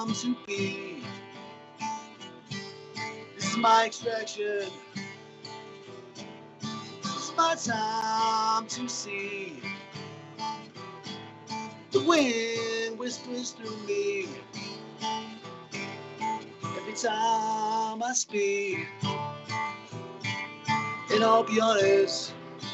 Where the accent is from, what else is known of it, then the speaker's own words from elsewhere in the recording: Flagstaff, Arizona, United States; I'm from Flagstaff, Arizona